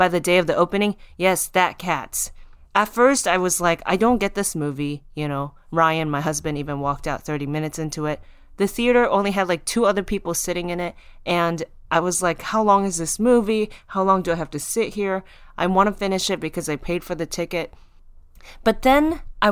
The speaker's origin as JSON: {"language": "English", "country": "Japan", "said": "I'm from Japan, I'm half Taiwanese"}